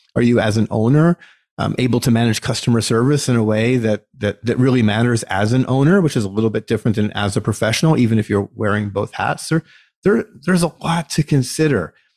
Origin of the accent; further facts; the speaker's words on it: United States; as an American citizen